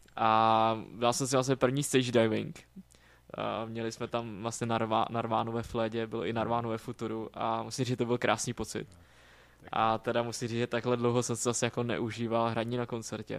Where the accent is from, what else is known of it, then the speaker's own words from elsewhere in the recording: Moravia, Czechia; moved away as an adult; now in Prague, Czechia; jak jsem z Moravy, tak prostě Brno je mi taky jako blízký